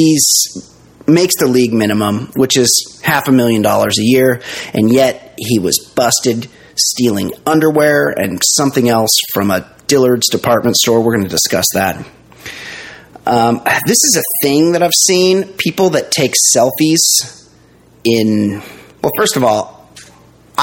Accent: United States

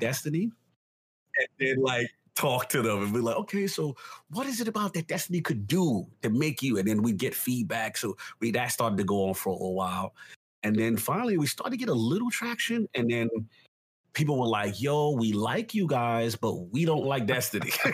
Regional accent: New York City, New York, United States; I grew up in the South Bronx

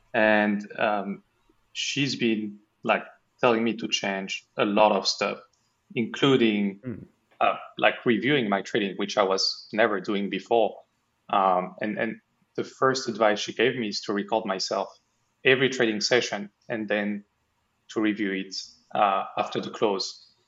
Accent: France; English is a second language; now in Bermuda; No, I'm from France. I'm currently in Bermuda. I'm kind of traveling between the US, Bermuda, and Europe.

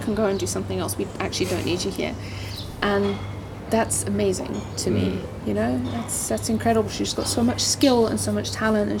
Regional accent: Alberton, Gauteng, South Africa; also born or lived in Johannesburg; I grew up in the South. I grew up in Alberton.

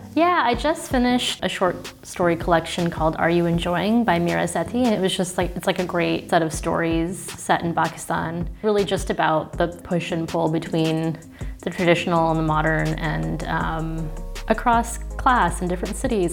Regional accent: Toronto, Ontario, Canada; moved away as an adult; now in Berlin, Germany; in Toronto, where I'm from

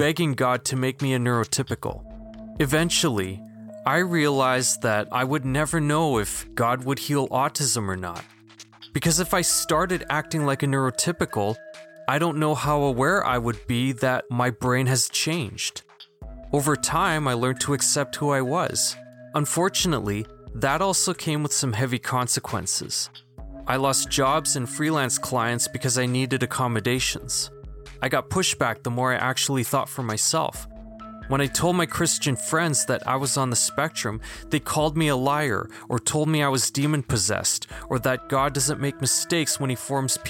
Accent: Philippines; I'm a Filipino now agnostic

